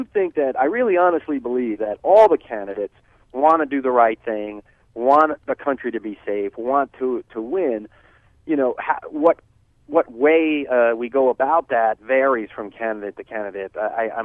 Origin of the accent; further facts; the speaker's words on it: New Jersey, United States; I was raised a Catholic in New Jersey